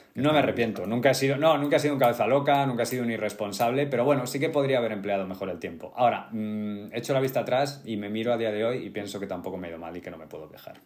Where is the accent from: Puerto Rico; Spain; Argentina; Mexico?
Spain; Getafe, Community of Madrid; now in Madrid, Spain; yo soy de Getafe